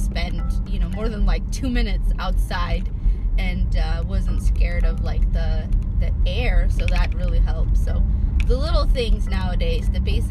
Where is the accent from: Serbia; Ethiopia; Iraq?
Ethiopia; growing up in my family and just in my community where I grew up in Ethiopia